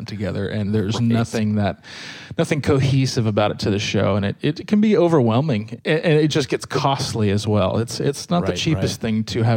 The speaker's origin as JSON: {"language": "English", "town": "Sacramento", "region": "California", "country": "United States", "tie": "born or raised there", "said": "I grew up in the Sacramento area of California"}